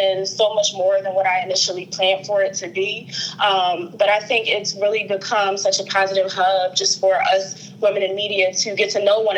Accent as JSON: {"language": "English", "town": "Philadelphia", "region": "Pennsylvania", "country": "United States", "said": "I'm from the Philadelphia area, the uptown area of Philadelphia to be specific."}